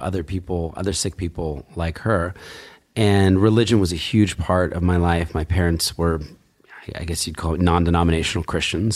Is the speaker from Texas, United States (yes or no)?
no; New Jersey, United States; now in New York, United States; I was growing up in Jersey, so really unremarkable, you know, kind of, sort of rural area